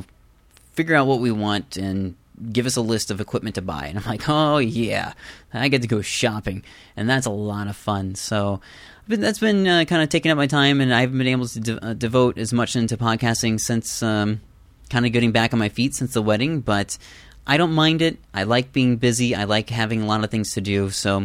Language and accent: English; Iowa, United States; I'm from Iowa too.